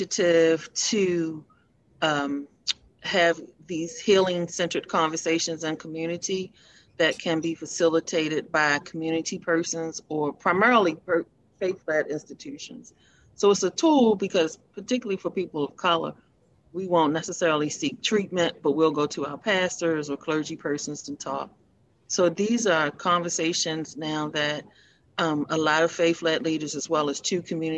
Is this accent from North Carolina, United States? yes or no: no; Baltimore, Maryland, United States; I'm a native of Baltimore. I grew up in East Baltimore.